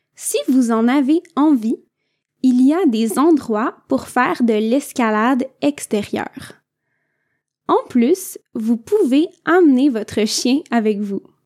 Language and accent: French; Quebec, Canada; je viens du Québec